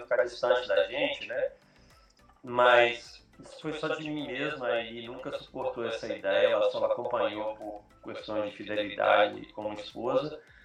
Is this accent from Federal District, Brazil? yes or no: yes; Brasília, Federal District, Brazil; first language Portuguese; moved away as an adult; now in Australia; em Brasília